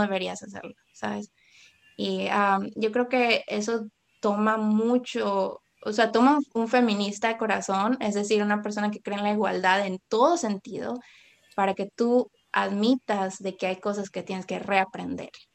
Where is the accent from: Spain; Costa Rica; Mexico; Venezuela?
Costa Rica; Puerto Viejo; crecí en Puerto Viejo